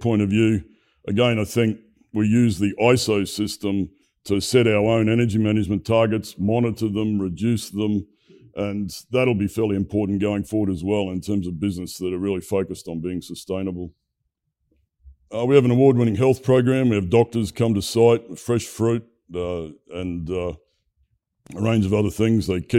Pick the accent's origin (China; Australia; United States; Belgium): Australia; Brisbane, Queensland; My hometown of Brisbane has a long heritage of electrical industry expertise.